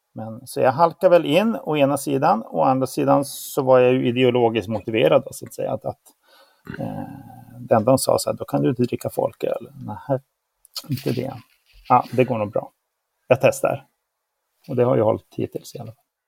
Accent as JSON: {"language": "Swedish", "town": "Luleå", "region": "Norrbotten County", "country": "Sweden", "tie": "born or raised there", "said": "jag är ju uppväxt i Luleå"}